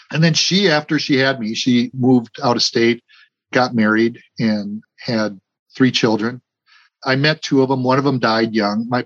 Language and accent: English; Milwaukee, Wisconsin, United States; born there; She said, I was born in Burlington, but actually I was born in Milwaukee, but place of birth was next to mother's residence.